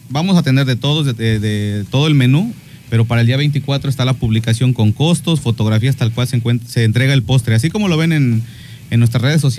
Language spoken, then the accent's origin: Spanish; Mexico; hay que este, olvidarnos de esa, esa mala costumbre de como todo mexicano